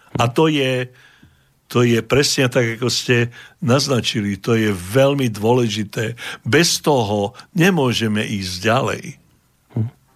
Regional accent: Modra, Bratislava Region, Slovakia; moved away as an adult; now in Canada; v mojom rodisku, v modre

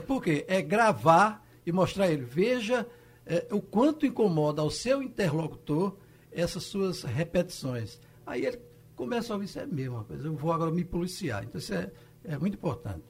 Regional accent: Afogados da Ingazeira, Pernambuco, Brazil; also born or lived in Carnaíba; eu nasci em Carnaíba e fiquei muito tempo em Afogados, na Engazeira

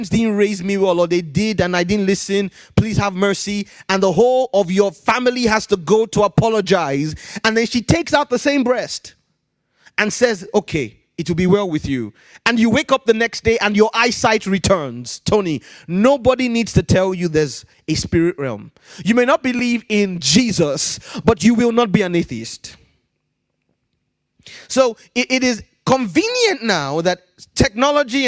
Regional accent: Ibadan, Oyo, Nigeria; also born or lived in Ijebu Igbo, Nigeria; I was born in a city called Ibadan.

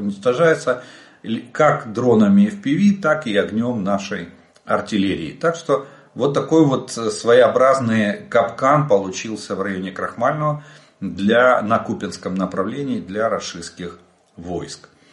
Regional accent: Ukraine; мы из Украины.

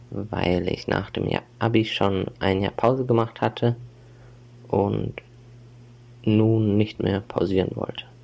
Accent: Mainz, Rhineland-Palatinate, Germany; now in Kassel, Germany; Ich komme ursprünglich aus Mainz. Ich habe mich für die Uni Kassel entschieden, weil die Stadt mir zugesagt hat und die Mieten hier erschwinglich sind.

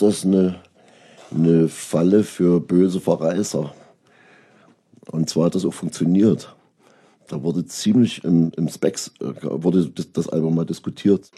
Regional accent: Großenhain, Saxony, Germany; born or raised there; also born or lived in Köpenick, Berlin; now in Berlin, Germany

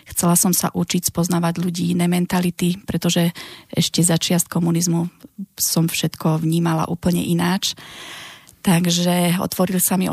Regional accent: Nitra, Nitra Region, Slovakia; moved away as an adult; pochádzam z Nitry, som výtvarnička, mám 44 rokov

